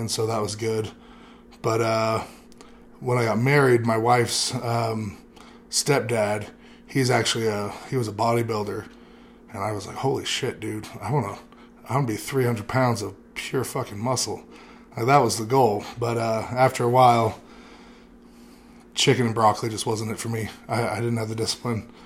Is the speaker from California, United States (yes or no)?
yes; California, United States; I come from California originally.